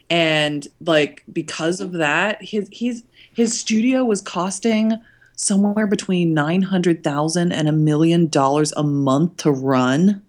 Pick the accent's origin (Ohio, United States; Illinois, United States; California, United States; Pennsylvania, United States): Ohio, United States; Cincinnati; my hometown of Cincinnati